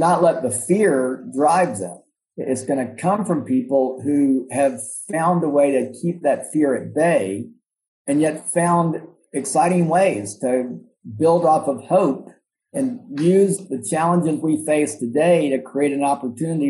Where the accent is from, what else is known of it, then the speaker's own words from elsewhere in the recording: Atlanta, Georgia, United States; moved away as an adult; now in Memphis, United States; I'm not from Memphis. I actually grew up in Atlanta.